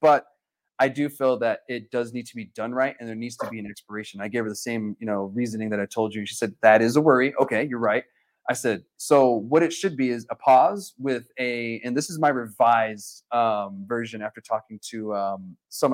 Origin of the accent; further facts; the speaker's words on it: Alamogordo, New Mexico, United States; I'm from Alamogordo